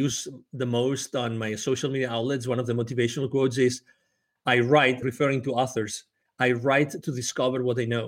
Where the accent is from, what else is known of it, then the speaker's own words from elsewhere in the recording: close to Barcelona, Catalonia, Spain; English is a second language; moved away as an adult; also born or lived in United Kingdom / Mexico; born close to Barcelona in Spain